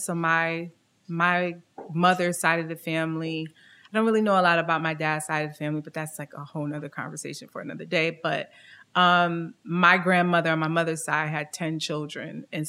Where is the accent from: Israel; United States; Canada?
United States; Syracuse, New York; I am originally from Syracuse, New York. So born and raised kind of upstate New York. Mother is from the South, Mississippi. My dad is from Jamaica. And I was raised